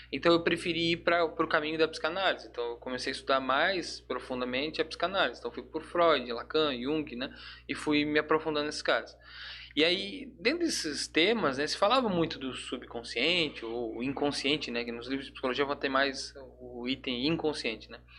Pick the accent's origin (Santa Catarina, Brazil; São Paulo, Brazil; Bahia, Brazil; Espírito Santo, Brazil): Santa Catarina, Brazil; Blumenau; Eu é, eu sou aqui de Blumenau mesmo, né? Sou, sou de Blumenau.